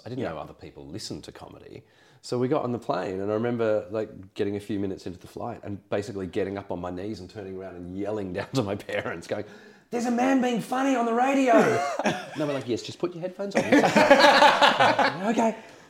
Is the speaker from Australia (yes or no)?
yes; Australia; I mean, I was born in 1970. So you imagine as a kid, we're talking late 70s in Australia.